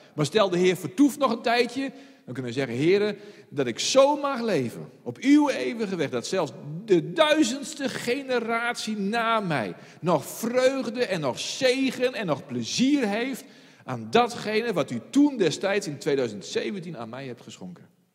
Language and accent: Dutch; Friesland, Netherlands; als Fries